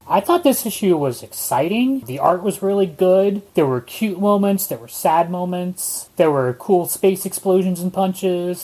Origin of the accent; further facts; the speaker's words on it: Northern California, United States; for all of us in Northern California, when we grew up, we had Cal Worthington